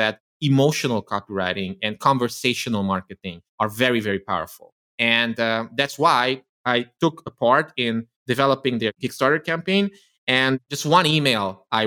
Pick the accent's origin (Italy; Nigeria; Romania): Romania; Transylvania; English is a second language; I come from Eastern Europe, from Romania, from the Transylvania region of Romania, who grew up as an ethnic Hungarian, as a minority